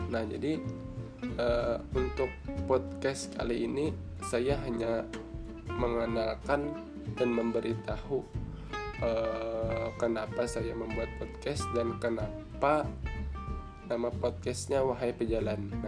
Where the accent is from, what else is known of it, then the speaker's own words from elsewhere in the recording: Barabai, South Kalimantan, Indonesia; asal saya dari Kabupaten Hulu Sungai Tengah, Kota Barabai dan Umur saya sekarang adalah 22 tahun.